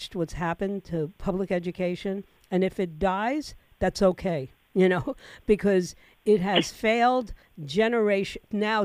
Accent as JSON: {"language": "English", "town": "New York City", "region": "New York", "country": "United States", "tie": "born or raised there", "moved": "yes", "lives_now": "Florida, United States", "said": "I'm a former New Yorker. I was born and raised in New York City. And I grew up in a time where the public school education was superb"}